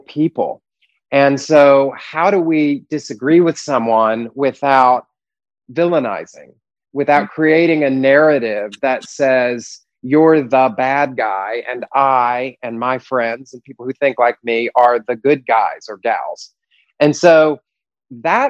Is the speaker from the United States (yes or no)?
yes; the Deep South outside of Atlanta, Georgia, United States; I was raised in the Deep South outside of Atlanta